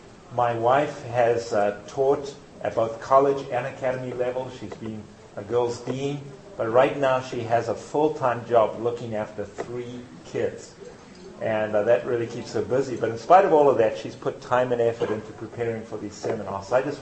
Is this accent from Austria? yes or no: no; South Africa; now in Tennessee, United States; if you've depicted an accent, it's because I'm from the South. South Africa. And so it's just a little further south than where we than where I am now, which is in Tennessee.